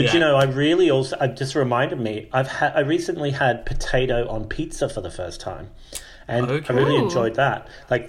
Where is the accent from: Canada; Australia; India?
Australia; moved away; also born or lived in United Kingdom / Mexico; I'm from Australia. And I've lived in the UK for a long time. I've lived in Mexico.